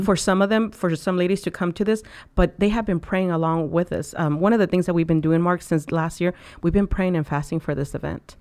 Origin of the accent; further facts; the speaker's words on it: Mexico; now in United States; I was born in Mexico.